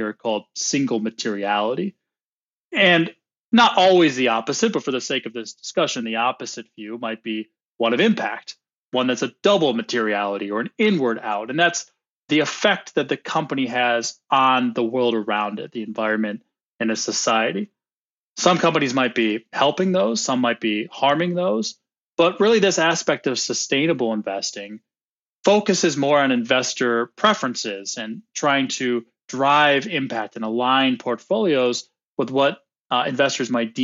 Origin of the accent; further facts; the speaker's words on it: United States; accent: American; also born or lived in Sydney, Australia; now in Chicago, United States; my American accent